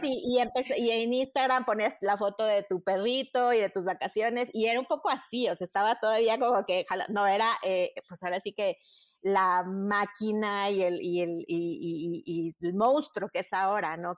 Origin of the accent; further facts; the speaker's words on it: Mexico; also born or lived in Madrid, Spain; yo tenía muy claro que sí quería regresar a México.